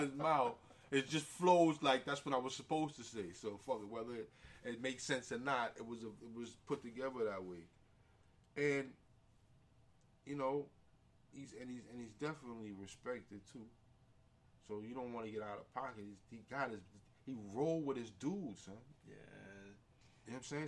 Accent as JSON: {"language": "English", "town": "New York City", "region": "New York", "country": "United States", "tie": "born or raised there", "said": "I come from so many different communities, living in the Bronx, growing up in St. Mary's"}